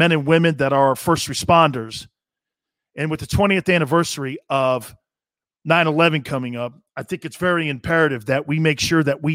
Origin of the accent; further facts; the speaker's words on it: United States; us as Americans